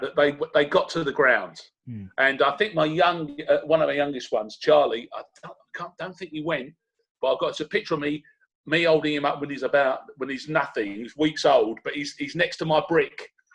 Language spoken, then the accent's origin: English; Rochford, East of England, United Kingdom; born there; I was born in Rochford, and for my sins, I love Southend is still my bolt hole.